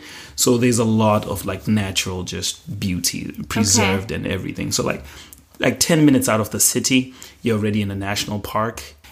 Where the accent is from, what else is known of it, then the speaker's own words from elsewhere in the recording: Bulawayo, Zimbabwe; born there; I was born in Zimbabwe, Bulawayo, Zimbabwe, but I grew up all over the place.